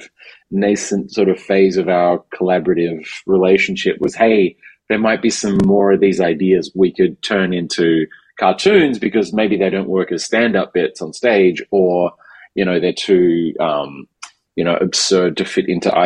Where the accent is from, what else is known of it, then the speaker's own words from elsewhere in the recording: Perth, Western Australia, Australia; moved away as an adult; also born or lived in Melbourne, Australia; now in New York, United States; I grew up in Perth, I was doing stand-up in Perth, then I moved to Melbourne